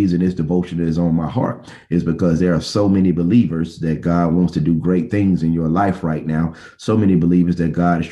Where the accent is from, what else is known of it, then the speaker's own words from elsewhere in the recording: Bessemer, Alabama, United States; When I was a student, young man growing up in Bessemer, Alabama